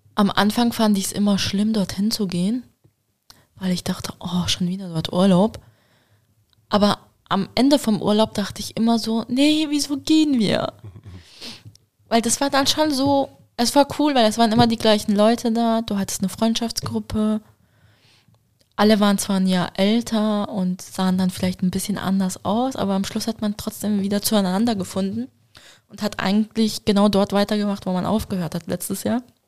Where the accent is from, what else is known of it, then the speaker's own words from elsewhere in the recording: Switzerland; Ich bin in der Schweiz aufgewachsen, aber man könnte meinen, meine Kindheit war in Deutschland